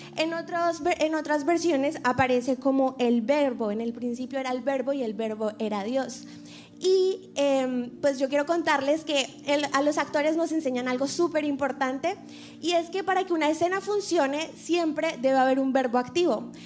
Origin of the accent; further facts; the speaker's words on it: Colombia; moved away; soy colombiana, soy artista, actriz